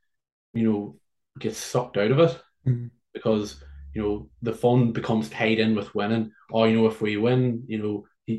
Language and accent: English; Ireland; I come from Ireland to play Gaelic football